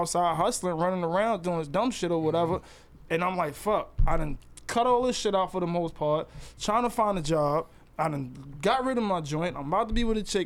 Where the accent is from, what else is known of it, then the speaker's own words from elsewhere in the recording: New York City, New York, United States; I'm from Queens